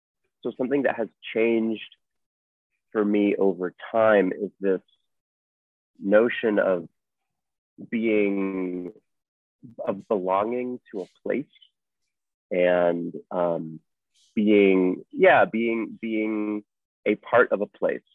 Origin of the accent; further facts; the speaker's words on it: Portland, Oregon, United States; now in Treasure Beach, Jamaica; I grew up in Portland, Oregon